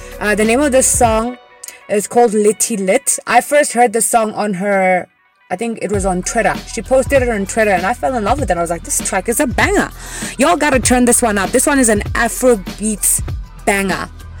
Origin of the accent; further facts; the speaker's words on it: Thohoyandou, Limpopo, South Africa; moved away; I grew up in Limpopo